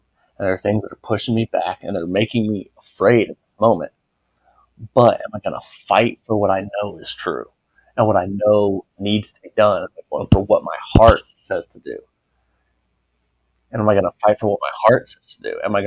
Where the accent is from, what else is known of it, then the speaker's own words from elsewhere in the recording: United States; I'm American